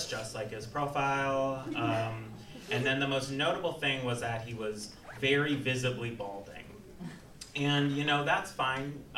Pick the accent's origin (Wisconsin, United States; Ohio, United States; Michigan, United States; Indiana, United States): Wisconsin, United States; Waukesha; my hometown of Waukesha, Wisconsin